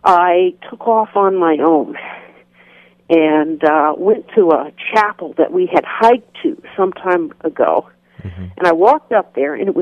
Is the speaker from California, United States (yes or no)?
yes; Roseville, California, United States; also born or lived in Santa Clara, California; now in Mississippi, United States; my parents settled down more or less in Roseville, California, which is about 15 miles northeast of Sacramento, and that's where I went to middle school and high school